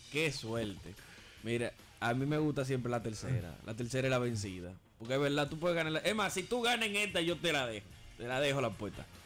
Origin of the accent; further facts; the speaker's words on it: Dominican Republic; Conozco la idiosincrasia de mi pueblo